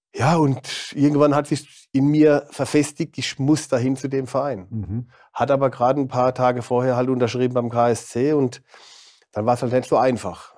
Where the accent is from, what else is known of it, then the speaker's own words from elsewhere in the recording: Ketsch, Baden-Württemberg, Germany; accent: Mannheimer Dialekt; moved away as an adult; also born or lived in Mannheim / Munich / Hamburg / Switzerland; now in Karlsruhe, Germany; Äh, geboren in Mannheim, wie gesagt, und dann bin ich in Ketsch aufgewachsen. Mit meinen Eltern bin ich dann nach Ketsch gezogen, da war ich drei und äh, dann mit 18 nach Karlsruhe